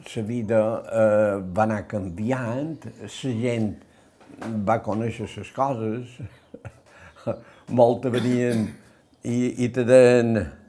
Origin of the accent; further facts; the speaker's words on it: Sa Pobla, Balearic Islands, Spain; Jo vaig néixer l'any 1939, eh, vaig néixer a la Pobla